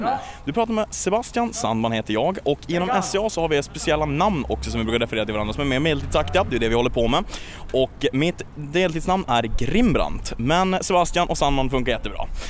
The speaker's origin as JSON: {"language": "Swedish", "town": "Luleå", "region": "Norrbotten County", "country": "Sweden", "said": "Jag kommer från Luleå"}